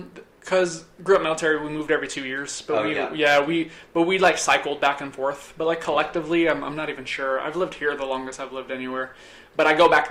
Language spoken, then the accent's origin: English; Boston, Massachusetts, United States; so I'm from New England. I'm from the Boston area, from Massachusetts.